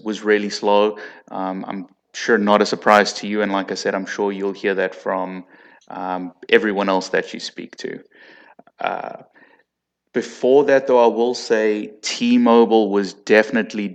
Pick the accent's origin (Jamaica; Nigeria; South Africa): South Africa; accent: South African; now in United States; I'm actually originally from South Africa